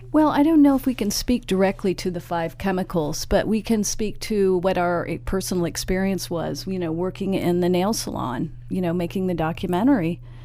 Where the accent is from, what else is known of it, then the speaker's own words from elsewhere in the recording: San Francisco, California, United States; We're both from San Francisco